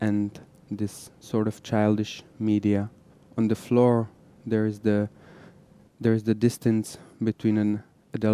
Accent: Prague, Czechia; now in Israel; I'm originally from Prague. I moved to Israel in 95

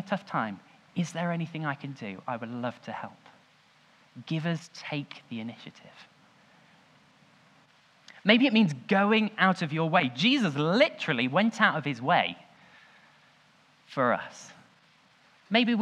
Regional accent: Leicester, East Midlands, United Kingdom; I was born in the Leicester Royal Infirmary.

